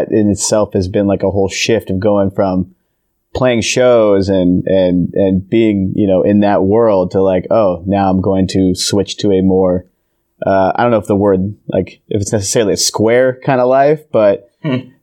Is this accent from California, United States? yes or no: yes; Simi Valley, California, United States; I grew up in Simi Valley, California